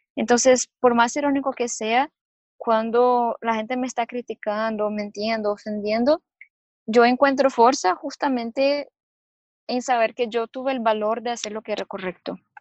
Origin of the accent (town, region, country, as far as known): Brazil; Spanish is a second language